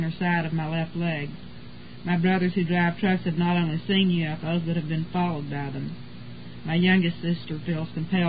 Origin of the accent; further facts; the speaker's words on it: Texas, United States; I was born and raised in Texas and have lived here all my life.